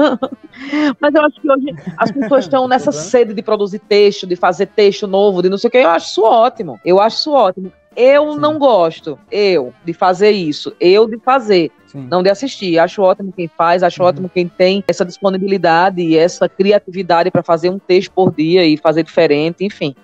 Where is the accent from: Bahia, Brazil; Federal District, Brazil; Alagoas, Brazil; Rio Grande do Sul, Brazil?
Alagoas, Brazil; Maceió; accent: nordestino; now in São Paulo, Brazil; sou de Maceió